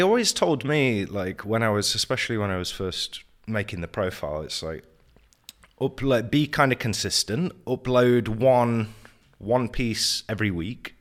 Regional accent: Nottingham, East Midlands, United Kingdom; moved away as an adult; also born or lived in Wales; now in Prague, Czech Republic; The U K, from Nottingham. Born in Wales, so I'm secretly Welsh, but lived m, a lot of my life in Nottingham.

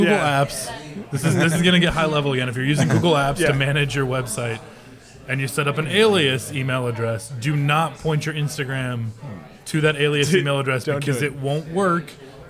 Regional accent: Indianapolis, Indiana, United States; No, we're from Indiana, but we're from Indianapolis.

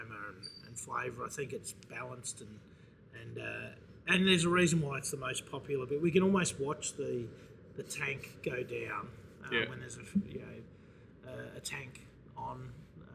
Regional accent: Adelaide, South Australia, Australia; now in Melbourne, Australia; I grew up in Adelaide

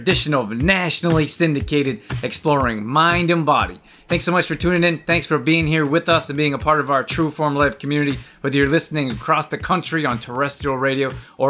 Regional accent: Calgary, Alberta, Canada; we were both born and raised in Calgary, Alberta, Canada.

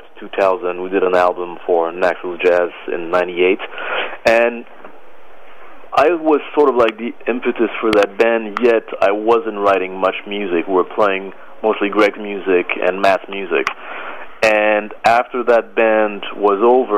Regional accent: Paris, Île-de-France, France; moved away as an adult; also born or lived in Boston, United States; now in New York, United States; I was born in Paris, France in 1973. I moved to the States at the age of 20

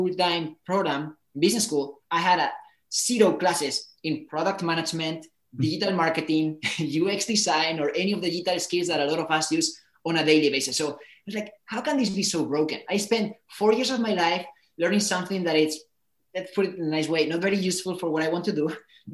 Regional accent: Spain; moved away as an adult; also born or lived in United States; I come from Spain. I decided to go to the States to study

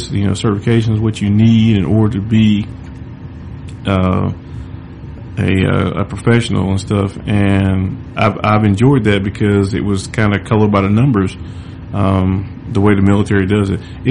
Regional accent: the South, United States; I'm born and raised in the South

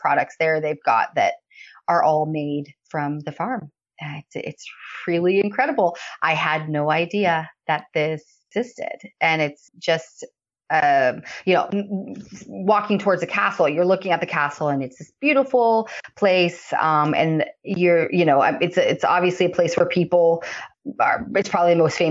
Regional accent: California, United States; moved away as an adult; also born or lived in Naples, Italy; now in Windsor, United Kingdom; growing up in the United States

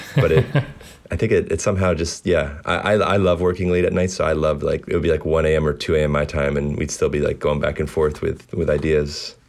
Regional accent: Baltimore, Maryland, United States; Baltimore is home these days. I grew up here

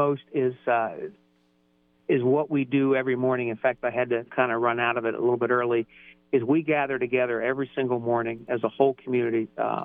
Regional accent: Columbus, Ohio, United States; born or raised there; also born or lived in Baltimore, Maryland / Long Island, New York

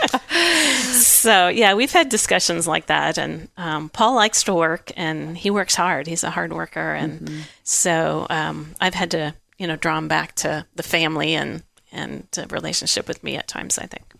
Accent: outside of Chicago, Illinois, United States; now in Kansas, United States; I grew up outside of Chicago.

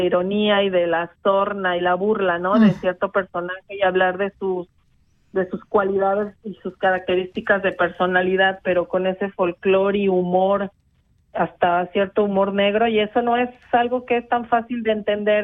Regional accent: Mexico; now in Switzerland; nosotras como mexicanas

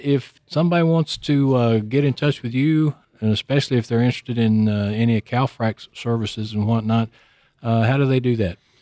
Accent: Houston, Texas, United States; I live in Houston. was born and raised in Houston

